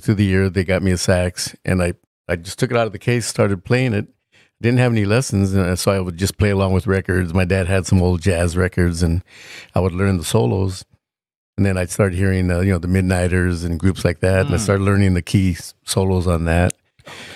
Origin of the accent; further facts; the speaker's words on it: Ontario, California, United States; also born or lived in Chino, California; I was raised more in Ontario. I grew up in the IE, but when I first was born, I was raised in Chino.